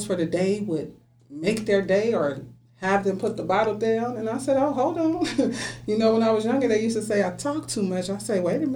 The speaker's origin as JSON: {"language": "English", "town": "Richmond", "region": "California", "country": "United States", "tie": "born or raised there", "also_born_or_lived": "Dallas, Texas", "said": "I grew up here in Richmond. Been here since 89"}